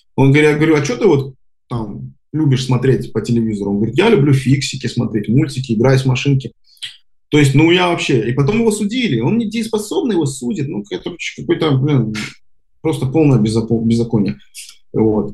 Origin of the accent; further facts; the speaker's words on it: Minsk, Belarus; moved away as an adult; now in Israel; родился на бульваре э, Шевченко и, и всю жизнь там прожил